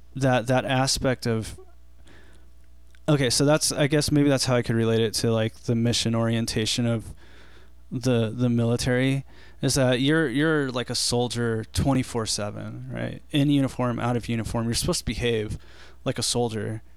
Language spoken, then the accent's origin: English; Big Bear, California, United States; I grew up in Big Bear